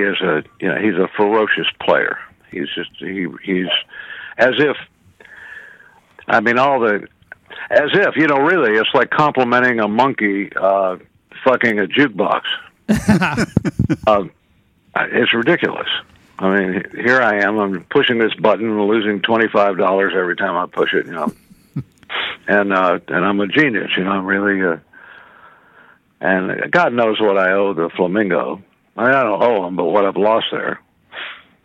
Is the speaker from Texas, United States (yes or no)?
yes; Houston, Texas, United States; also born or lived in Chicago, Illinois / Austin, Texas; I grew up in Houston and then moved to Austin like around high school time